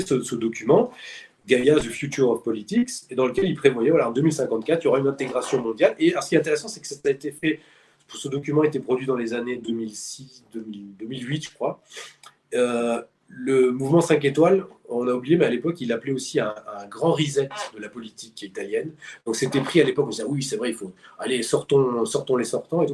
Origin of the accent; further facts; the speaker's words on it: France; nous, on est français